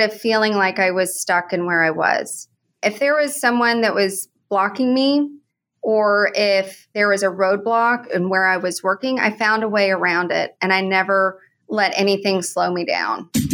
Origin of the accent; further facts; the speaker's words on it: Oklahoma, United States; moved away as an adult; also born or lived in San Antonio / Houston; now in Oklahoma City, United States; I grew up in Oklahoma and from an oil and gas family.